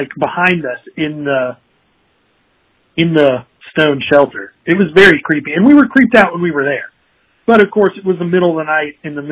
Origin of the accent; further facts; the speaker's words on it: Virginia, United States; moved away as an adult; now in Portland, United States; I'm actually from Virginia, but definitely have not had a hard time finding a second home in the Pacific Northwest.